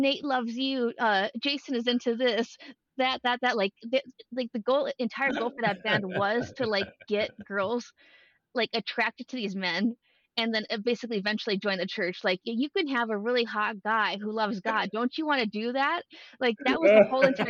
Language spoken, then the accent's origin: English; Duluth, Minnesota, United States; I grew up in Duluth